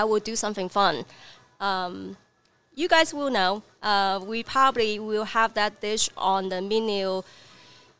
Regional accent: Guangzhou, Guangdong, China; English is a second language; moved away as an adult; now in Redding, United States; I'm just a person that who lives in China for 32 years. I mean, I born and raised in China.

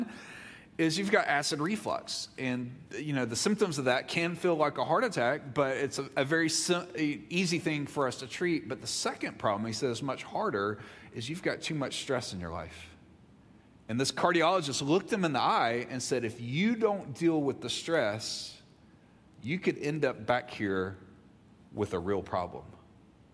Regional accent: Mississippi, United States; moved away; I grew up in Mississippi

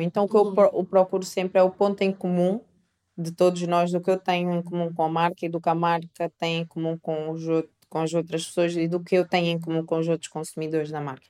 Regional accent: Coimbra, Centro, Portugal; also born or lived in Angola; Eu vim para Portugal muito pequeno. Eu vim com 3 anos. Uh, tive uma cultura extremamente portuguesa. Eu cresci em Coimbra, uh, no interior de Coimbra

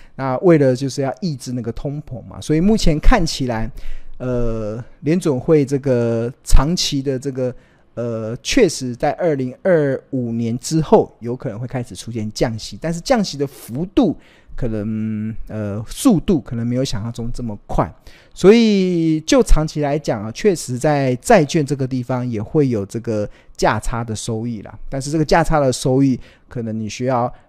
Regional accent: Taiwan; 我们身为台湾人

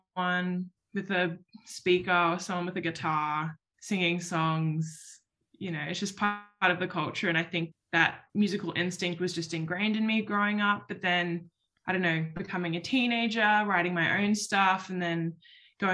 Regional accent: Sydney, New South Wales, Australia; moved away; my community, my home city, my hometown, if you can call Sydney a hometown

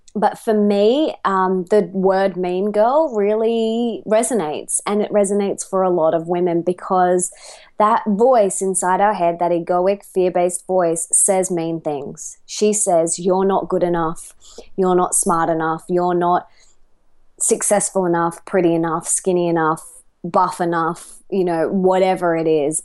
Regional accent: Australia; accent: Australian; I am an Aussie

